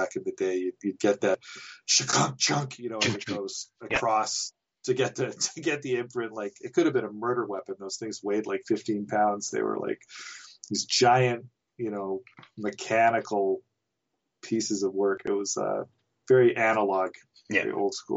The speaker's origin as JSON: {"language": "English", "town": "Nelson", "region": "British Columbia", "country": "Canada", "tie": "born or raised there", "said": "I grew up in Nelson"}